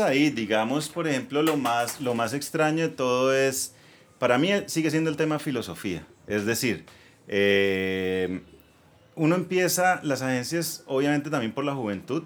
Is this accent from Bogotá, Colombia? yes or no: no; Bucaramanga, Santander, Colombia; vengo de Bucaramanga, atrás de que vengo de Bucaramanga, me voy para Bogotá